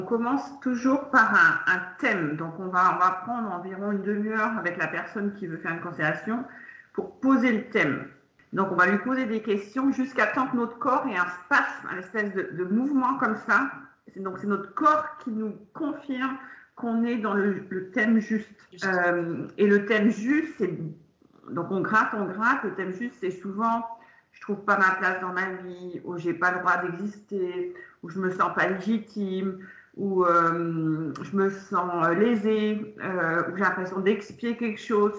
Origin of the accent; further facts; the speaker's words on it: France; moved away; also born or lived in Germany; je suis française, mais j'ai passé 28 ans de ma vie en Allemagne